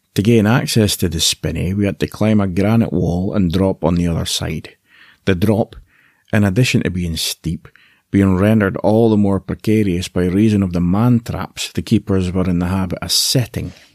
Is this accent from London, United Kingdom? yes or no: no; Aberdeen, Scotland, United Kingdom; accent: Scottish; I was born in Aberdeen, the northeast of Scotland